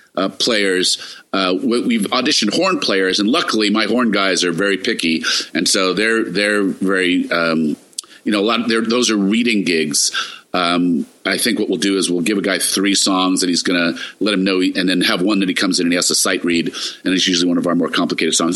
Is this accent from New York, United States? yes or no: yes; New York City, New York, United States; Growing up in New York